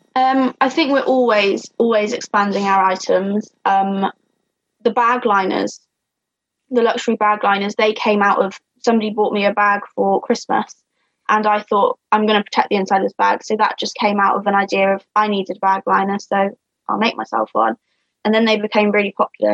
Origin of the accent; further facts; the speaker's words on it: Shropshire, West Midlands, United Kingdom; I'm from Shropshire. I'm the ….